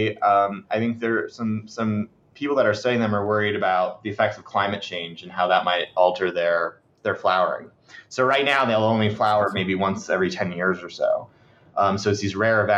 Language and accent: English; Sebastian, Florida, United States; I'm from there